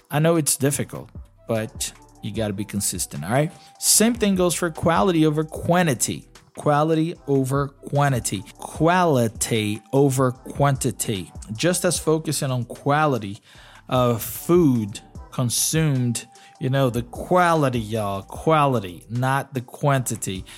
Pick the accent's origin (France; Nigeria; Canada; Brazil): Brazil; first language Portuguese; English is a second language; I'm Brazilian. Portuguese is my mother tongue